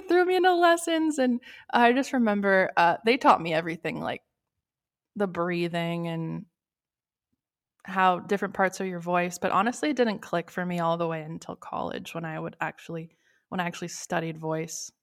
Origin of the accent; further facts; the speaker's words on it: Los Angeles, California, United States; moved away as an adult; also born or lived in Sherman Oaks / Tarzana; now in Massachusetts, United States; I'm born and raised Los Angeles.